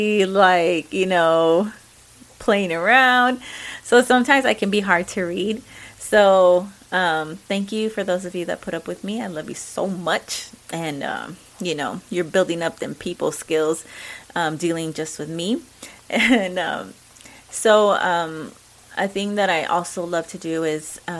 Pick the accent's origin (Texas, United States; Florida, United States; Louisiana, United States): Texas, United States; accent: Mexican; I am a Mexican American. I love that I'm an American. I am proud of that. I'm a true Texan.